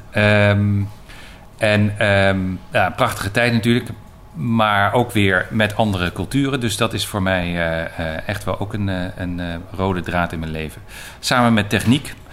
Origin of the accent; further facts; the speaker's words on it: Belgium; also born or lived in Leiden, Netherlands; ik ben geboren in Leiden, een hele tijd geleden inmiddels. Eh, ik ben als kind, mijn eh, zesde, naar, met, met gez, ouderlijk gezin naar België verhuisd. Mijn vader werkte toen voor de NAVO en daar heb ik een jaar of negen gewoond.